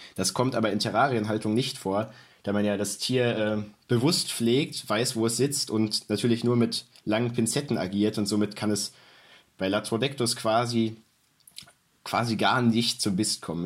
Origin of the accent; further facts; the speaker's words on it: North Rhine-Westphalia, Germany; ich komme aus NRW